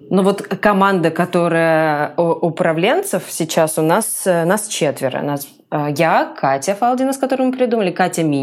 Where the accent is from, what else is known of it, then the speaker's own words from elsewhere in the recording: Komsomolsk-on-Amur, Khabarovsk Krai, Russia; also born or lived in Saint Petersburg; все детство и мы провели в зеленых квартирах, и в Комсомольске на Амуре, где я родилась, и в Хабаровске, где мы жили потом, и в Петербурге